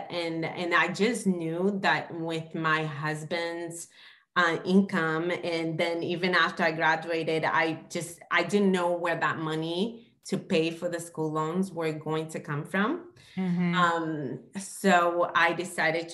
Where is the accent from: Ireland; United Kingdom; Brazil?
Brazil; moved away; growing up in Brazil, we didn't have a lot of money